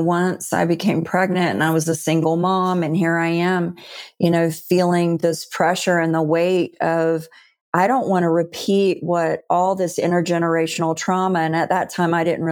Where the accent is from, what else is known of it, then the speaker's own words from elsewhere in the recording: Deep South, United States; I'm a Southern girl, and I was raised in the Deep South in the Bible Belt.